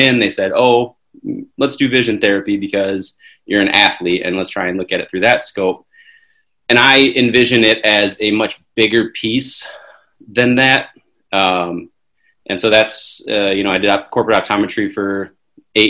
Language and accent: English; Wisconsin, United States; also born or lived in Chicago, Illinois; I was born in Chicago, raised in Wisconsin